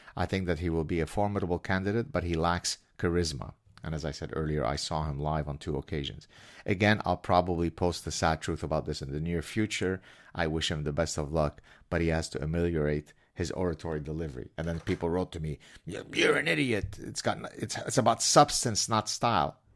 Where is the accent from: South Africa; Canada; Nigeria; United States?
Canada; I'm Canadian.